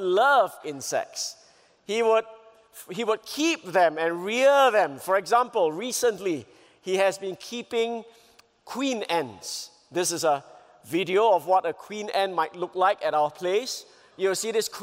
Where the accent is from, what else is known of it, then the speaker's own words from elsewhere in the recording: Singapore; I come from Singapore